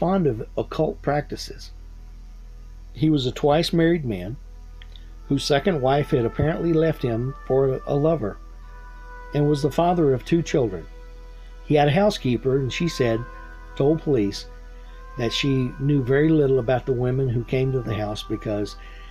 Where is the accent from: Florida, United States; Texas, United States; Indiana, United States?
Texas, United States; I'm from Texas.